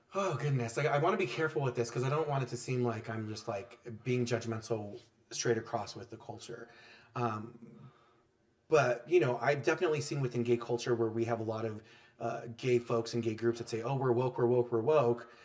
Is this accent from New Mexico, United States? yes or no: yes; New Mexico, United States; I'm from New Mexico.